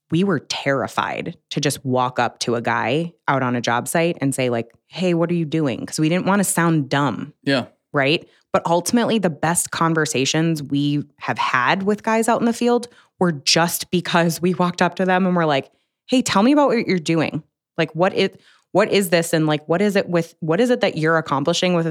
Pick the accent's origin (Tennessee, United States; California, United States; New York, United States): New York, United States; Buffalo; I mean I'm from Buffalo.